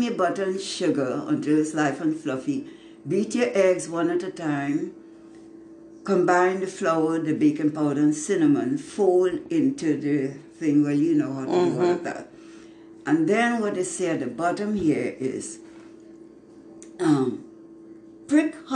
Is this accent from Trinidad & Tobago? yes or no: yes; Trinidad & Tobago; now in Spring, United States; Years of a child growing up in Trinidad